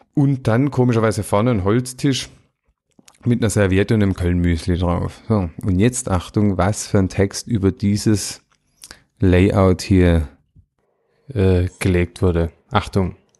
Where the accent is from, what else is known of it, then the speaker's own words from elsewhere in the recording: Swabia, Germany; Das kenne ich nicht als Schwabe